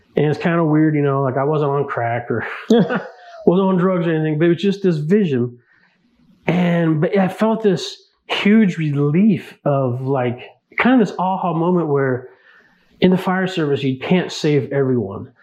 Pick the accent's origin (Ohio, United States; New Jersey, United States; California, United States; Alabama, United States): California, United States; Northern; moved away as an adult; now in Omaha, United States; growing up in Northern California, we were exposed to a lot of, uh, you know, the gay community